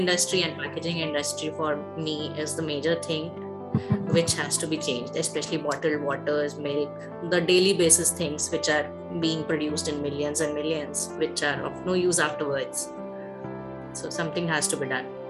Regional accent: Dehradun, Uttarakhand, India; first language Hindi; English is a second language; moved away as an adult; also born or lived in Andhra Pradesh / Delhi / Andaman Islands / Nellore; now in Visakhapatnam, India; growing up in Dehradun

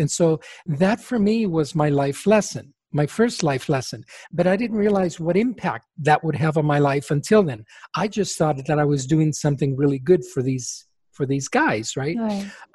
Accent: Chile; first language Spanish; English is a second language; now in United States; because Spanish is my first language, I was born in Chile

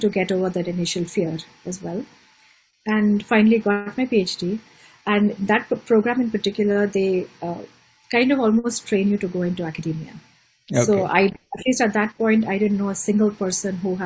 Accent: Mumbai, Maharashtra, India; moved away; I was born and raised in Bombay/Mumbai

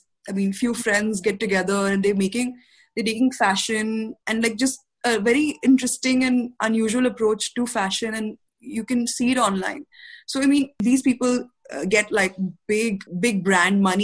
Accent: India; as an Indian society

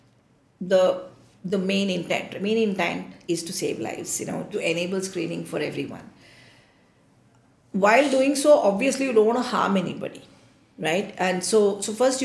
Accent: India; I feel very proud as an Indian.

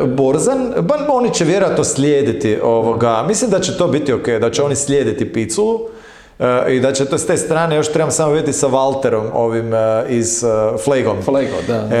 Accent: Croatia; kao Hrvati

